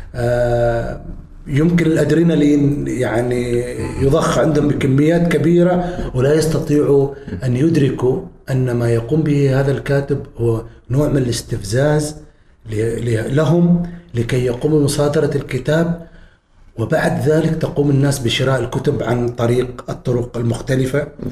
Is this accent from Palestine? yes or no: no; Oman; مجتمعنا نحن مجتمعنا العماني